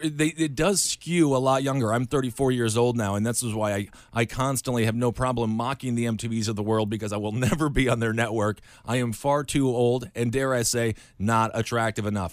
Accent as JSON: {"language": "English", "region": "Wisconsin", "country": "United States", "said": "I'm from Wisconsin."}